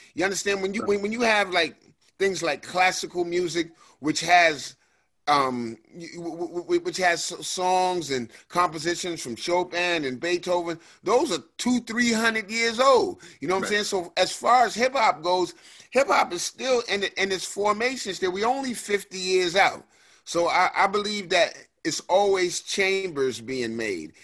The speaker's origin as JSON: {"language": "English", "town": "New York City", "region": "New York", "country": "United States", "tie": "born or raised there", "also_born_or_lived": "New Rochelle", "said": "I grew up, you know, um, between the Bronx and New Rochelle, which is a suburb of the Bronx."}